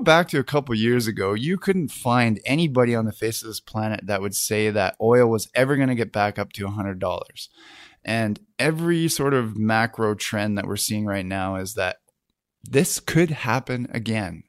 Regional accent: Kamloops, British Columbia, Canada; now in Vancouver, Canada; my hometown of Kamloops

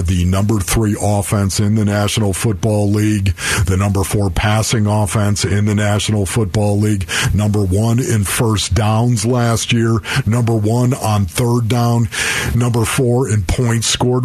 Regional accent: Buffalo, New York, United States; now in Arizona, United States; growing up in Buffalo, New York

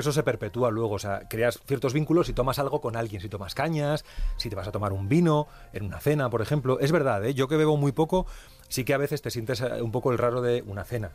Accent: Santander, Cantabria, Spain; moved away; also born or lived in Comillas; yo soy de Comillas, eh, de Santander, pero tenemos casa en Comillas, entonces he vuelto a ver otra vez mi pueblo

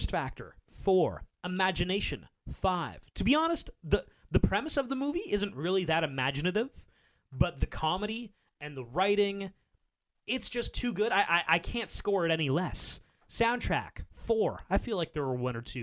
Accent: Canada; we are Canadian

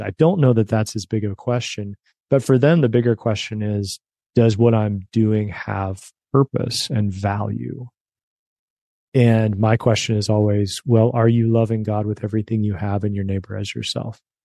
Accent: West Virginia, United States; also born or lived in suburbs of Chicago; now in Chicago, United States; I grew up in West Virginia

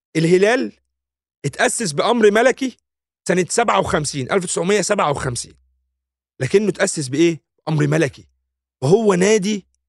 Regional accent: Egypt

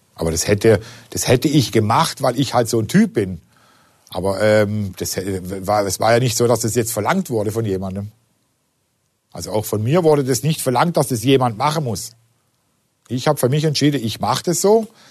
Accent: Singen, Baden-Württemberg, Germany; Ich komme ja aus Singen, das ist ja unmittelbar in der Nähe

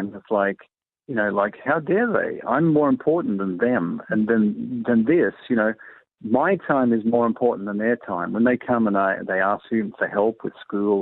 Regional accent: Australia; I'm from Australia

